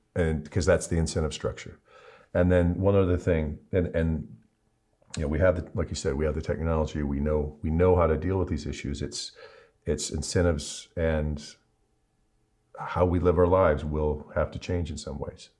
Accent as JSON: {"language": "English", "town": "Cleveland", "region": "Ohio", "country": "United States", "said": "I'm a Clevelander"}